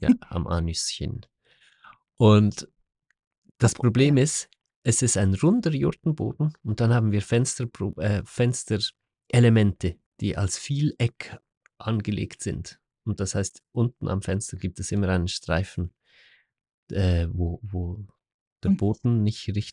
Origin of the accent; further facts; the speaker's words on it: Switzerland; moved away as an adult; now in Portugal; bei uns in der Schweiz